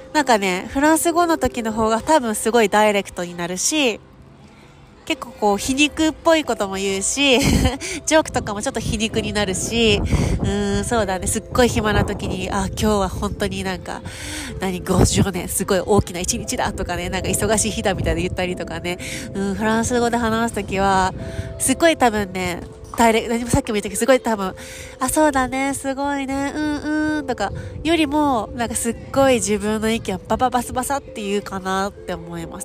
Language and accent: Japanese; Japan; 自分が日本人